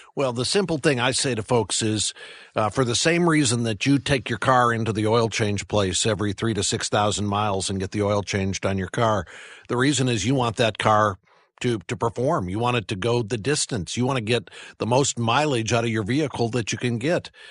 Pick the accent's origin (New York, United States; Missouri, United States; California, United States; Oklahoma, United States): Missouri, United States; St. Louis; I grew up in the Midwest. I, uh, grew up in suburban Saint Louis